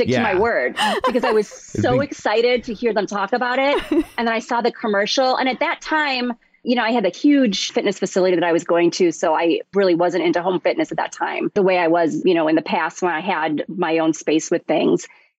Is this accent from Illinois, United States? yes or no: yes; Chicago, Illinois, United States; I'm from Chicago